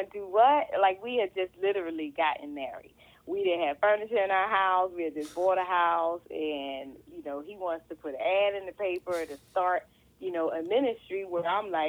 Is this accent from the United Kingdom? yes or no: no; Philadelphia, Pennsylvania, United States; moved away as an adult; now in Maryland, United States; I am born and raised in Philadelphia.